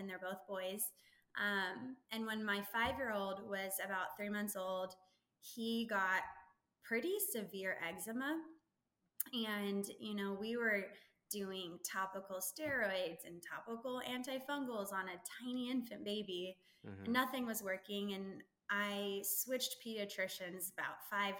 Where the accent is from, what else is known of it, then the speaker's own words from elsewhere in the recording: Texas, United States; also born or lived in California; Technically I grew up in California until I was about 10, but I've lived in Texas now for longer. I'm a Texan.